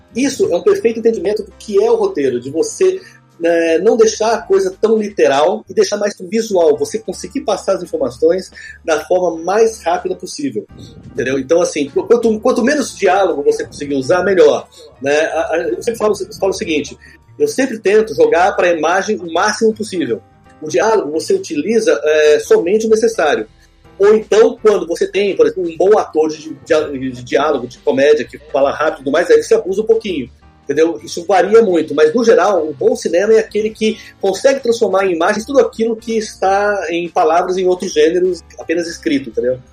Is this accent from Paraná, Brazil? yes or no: no; São José dos Campos, São Paulo, Brazil; also born or lived in Taubaté / Rio de Janeiro (Barra); now in Rio de Janeiro, Brazil; eu sou nasci em Taubaté, então, assim, eu cresci em São José dos Campos, né, que é outro do interior